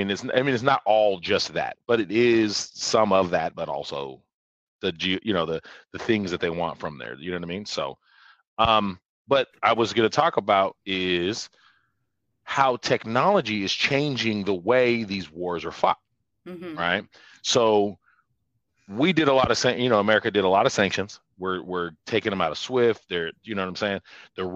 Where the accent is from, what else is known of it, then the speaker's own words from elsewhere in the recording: United States; Because I'm American.